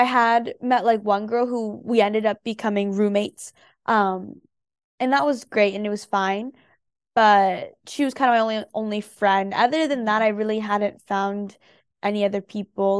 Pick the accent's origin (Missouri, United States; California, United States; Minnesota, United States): California, United States; San Jose; I grew up in the Bay Area, and so that is San Jose, California.